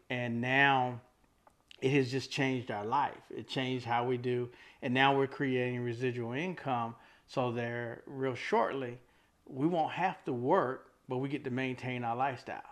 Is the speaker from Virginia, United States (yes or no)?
no; Fayetteville, North Carolina, United States; moved away as an adult; now in Raleigh, United States; I'm originally from Fayetteville